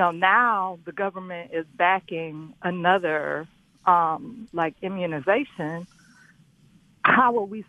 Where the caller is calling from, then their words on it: Detroit, Michigan, United States; I'm calling from Detroit. Mm-hmm. I'm Black.